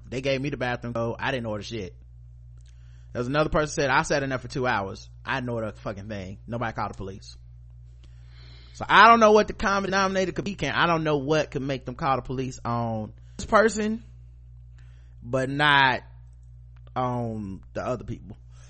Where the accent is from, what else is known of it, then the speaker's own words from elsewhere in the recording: United States; Cause, you know, I'm an American citizen.